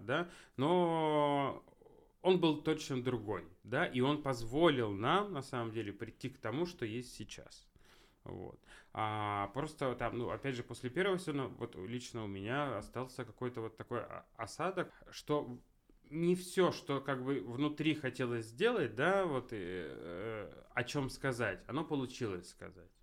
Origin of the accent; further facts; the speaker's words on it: Yekaterinburg, Sverdlovsk Oblast, Russia; там я родился вообще на Гагарина